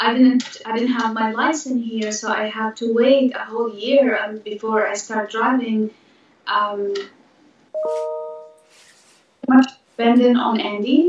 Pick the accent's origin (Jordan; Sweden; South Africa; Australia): Jordan; English is a second language; moved away as an adult; also born or lived in Pennsylvania / California; now in Los Angeles, United States; I was born in Jordan, 1982